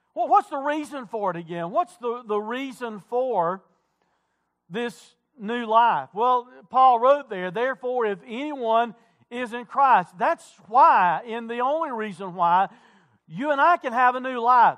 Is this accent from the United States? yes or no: yes; Wilkes County, North Carolina, United States; I'm not from Caldwell County, I'm from Wilkes County.